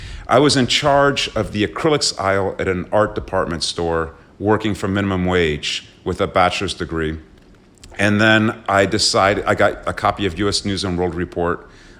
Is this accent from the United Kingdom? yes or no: yes; Slough, South East England, United Kingdom; born there; also born or lived in London / Long Island / Paris; So I was born in Slough, outside of London in the UK.